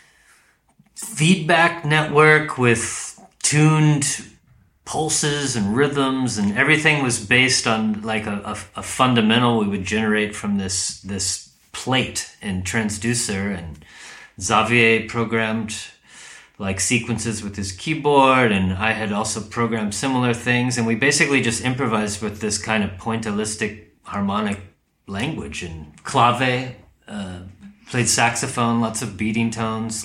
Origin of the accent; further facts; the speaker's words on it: United States; I'm from the U.S